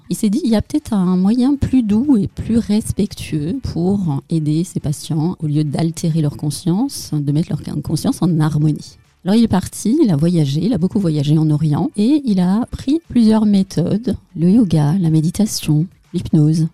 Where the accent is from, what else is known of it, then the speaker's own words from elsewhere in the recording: Tehran, Tehran Province, Iran; also born or lived in Paris, France; now in Alsace, France; je suis née à Téhéran, en Iran.